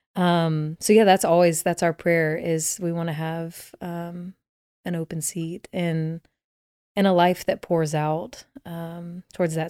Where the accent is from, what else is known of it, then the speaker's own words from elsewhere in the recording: Dallas, Texas, United States; I grew up in Dallas, Texas